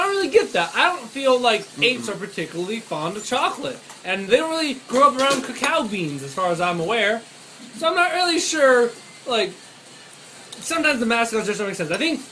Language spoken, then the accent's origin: English; Maine, United States; growing up in Maine, and Maine is all about mooses and lobsters